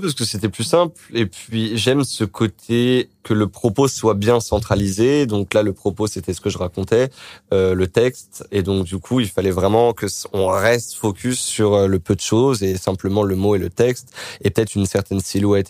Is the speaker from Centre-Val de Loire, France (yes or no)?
no; Créteil, Île-de-France, France; born or raised there